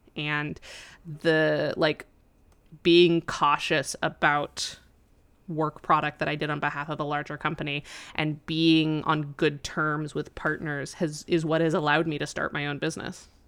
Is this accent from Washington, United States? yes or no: no; Colorado, United States; moved away; my hometown of Colorado, and it's a really small town